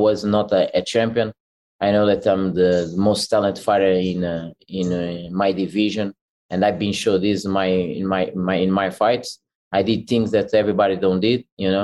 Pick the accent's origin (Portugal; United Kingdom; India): Portugal; I grew up in Portugal